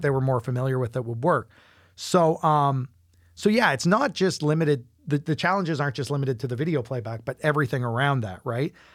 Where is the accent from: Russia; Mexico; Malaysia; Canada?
Canada; Fredericton, New Brunswick; moved away; I'm from Fredericton originally